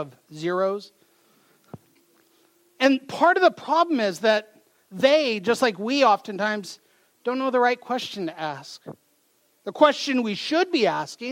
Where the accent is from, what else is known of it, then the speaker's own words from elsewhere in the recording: Mount Vernon, Washington, United States; I come from Mount Vernon, Washington, so not too far from here